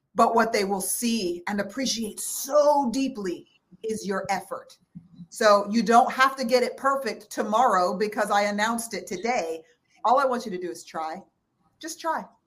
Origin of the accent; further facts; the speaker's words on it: El Paso, Texas, United States; I was born in El Paso, Texas